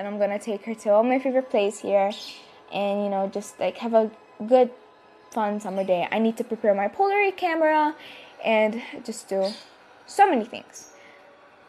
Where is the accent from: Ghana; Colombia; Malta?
Malta; I'm from Malta